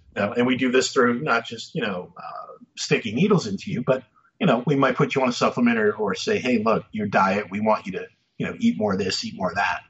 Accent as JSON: {"language": "English", "region": "Massachusetts", "country": "United States", "tie": "born or raised there", "said": "I grew up in Massachusetts"}